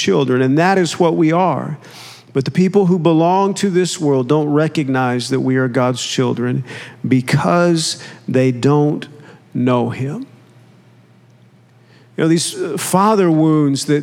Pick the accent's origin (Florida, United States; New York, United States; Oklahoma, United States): Oklahoma, United States; I grew up in Oklahoma